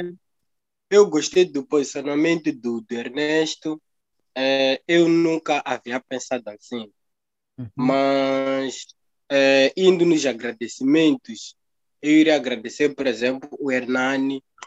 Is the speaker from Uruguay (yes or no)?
no; Mozambique; nós somos como moçambicanos